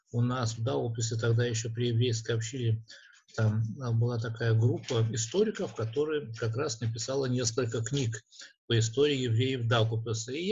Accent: Daugavpils, Latgale, Latvia; во-первых, я родился в Даугавпилсе. Здесь родились и жили мои родители и большинство моих предков. Поэтому для меня это родная сторона.

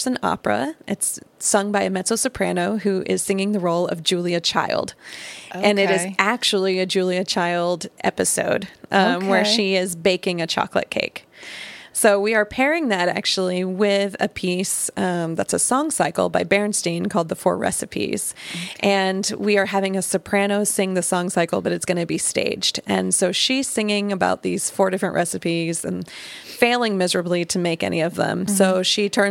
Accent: Dallas, Texas, United States; moved away as an adult; also born or lived in Knoxville, Tennessee; now in Baton Rouge, United States; I came from Knoxville, but I'm originally from Dallas, Texas.

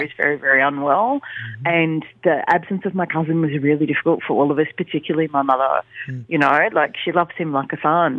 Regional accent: Australia; but we're Australian

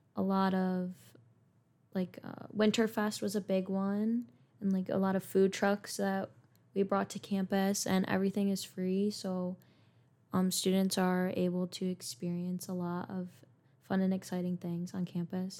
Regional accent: Lancaster, New York, United States; I am from Lancaster, New York

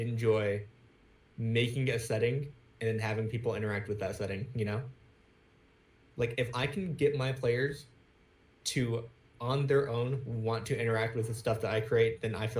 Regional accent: on the Georgia-Florida line, United States; moved away; also born or lived in Virginia Beach, Virginia; I was a country boy until I moved from Georgia to Virginia Beach.

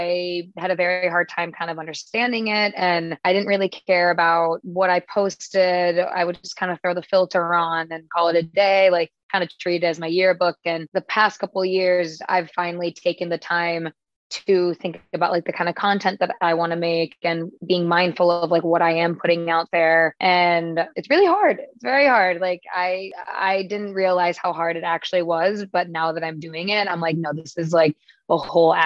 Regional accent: Wisconsin, United States; now in California, United States; I'm from Wisconsin

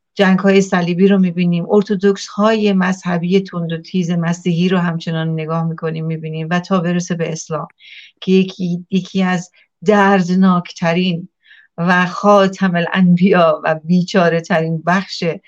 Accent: Iran; moved away; من ایرانیم

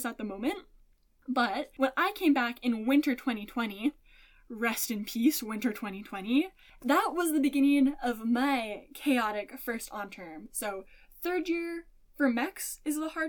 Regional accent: Spruce Grove, Alberta, Canada; moved away; not that far from my hometown and my home city of Spruce Grove, Alberta

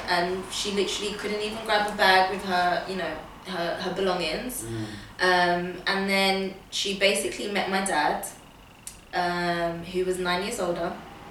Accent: Portugal; born there; I was born in Portugal

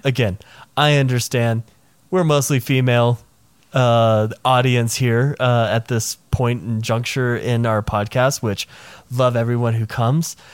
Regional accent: Nashville, Tennessee, United States; I grew up in the Nashville area.

